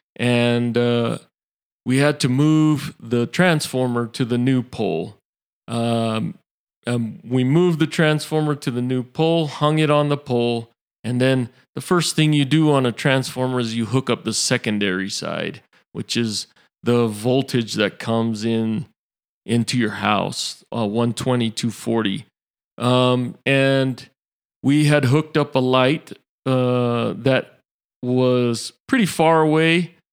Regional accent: Salt Lake City, Utah, United States; also born or lived in Hawaii / West Valley City, Utah; I was born in Salt Lake City

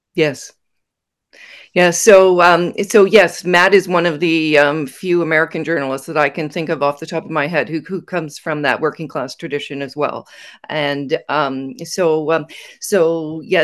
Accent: Sudbury, Ontario, Canada; I grew up in northern Ontario. I was born in Sudbury

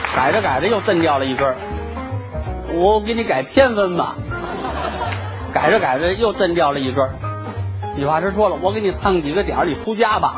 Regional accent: Beijing, China; 这是咱们北京人的传统

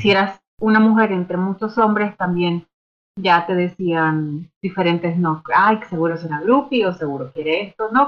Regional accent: Nicaragua; soy, soy de Nicaragua

